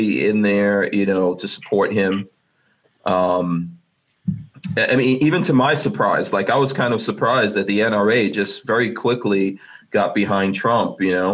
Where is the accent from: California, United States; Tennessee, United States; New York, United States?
New York, United States; also born or lived in Guyana; I've been living in America. I grew up in New York